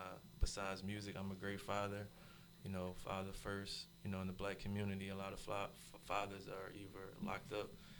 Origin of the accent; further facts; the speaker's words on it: Philadelphia, Pennsylvania, United States; Growing up in South Philly, that's where I'm from, to be exact